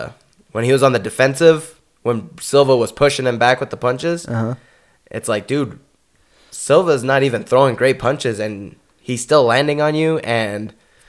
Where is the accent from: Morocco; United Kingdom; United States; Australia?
United States; first language English; also born or lived in Mexico (ancestry); as an American